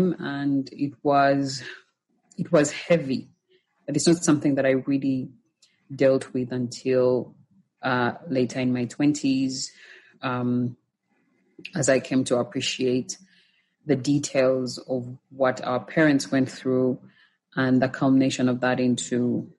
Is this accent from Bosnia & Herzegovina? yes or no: no; Uganda; moved away; also born or lived in Rwanda; growing up in Uganda